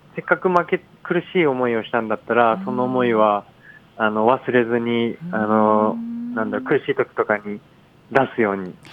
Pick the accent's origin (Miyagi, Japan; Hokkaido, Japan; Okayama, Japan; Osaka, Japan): Okayama, Japan; accent: Okayama dialect; 岡山県出身